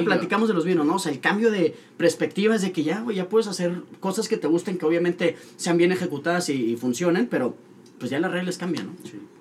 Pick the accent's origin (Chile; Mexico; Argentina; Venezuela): Mexico; Monterrey, Nuevo León; also born or lived in Mexico City; nacimos en la Ciudad de México, pero muy, muy chiquitos nos vivimos para acá